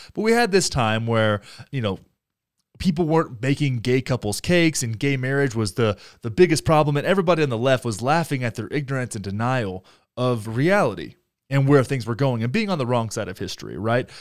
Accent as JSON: {"language": "English", "region": "Texas", "country": "United States", "moved": "yes", "lives_now": "Denver, United States", "said": "my home state of Texas"}